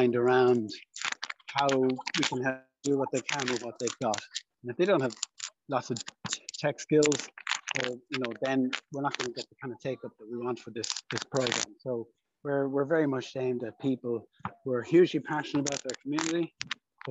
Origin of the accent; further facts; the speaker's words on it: Dún Laoghaire, Leinster, Ireland; my hometown here of Dunleary. I'm walking through it here now.